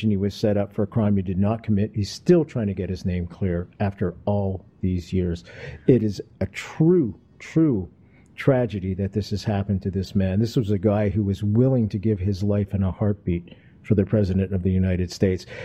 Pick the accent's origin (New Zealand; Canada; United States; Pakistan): Canada; Montreal, Quebec; I come from Montreal, folks.